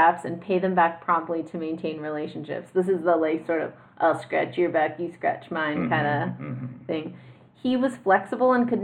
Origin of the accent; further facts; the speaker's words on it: San Leandro, California, United States; my hometown, San Leandro